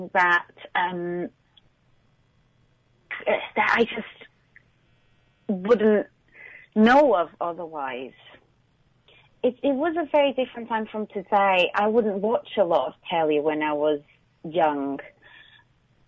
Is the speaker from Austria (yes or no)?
no; Northern Portugal, Portugal; now in London, United Kingdom; my hometown as slightly cold because it's north of Portugal